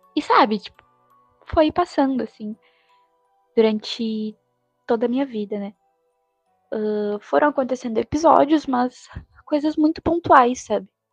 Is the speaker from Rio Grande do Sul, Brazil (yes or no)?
yes; Rio Grande do Sul, Brazil; eu sou do Rio Grande do Sul